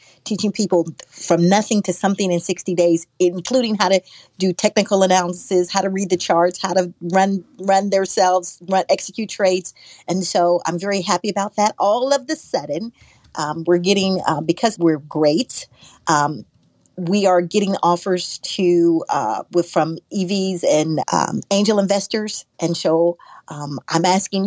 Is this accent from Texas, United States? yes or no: no; Kansas City, Missouri, United States; I grew up in Kansas City, Missouri, home of the Negro baseball team